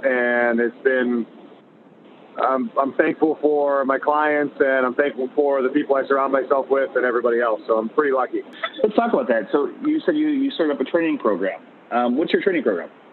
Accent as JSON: {"language": "English", "town": "Winthrop", "region": "Massachusetts", "country": "United States", "tie": "born or raised there", "said": "I grew up in Winthrop, Mass, a little small town outside of Boston"}